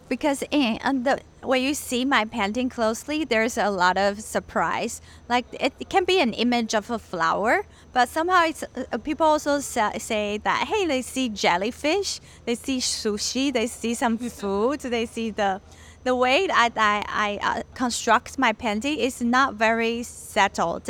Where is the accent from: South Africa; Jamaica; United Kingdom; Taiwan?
Taiwan; moved away as an adult; also born or lived in Los Angeles, United States / California, United States; I was born in LA because my parents um, went to study and work in the US and and then they brought me back to Taiwan um, when I was little. But then I grew up in Taiwan and stayed until I graduated from college and moved back to California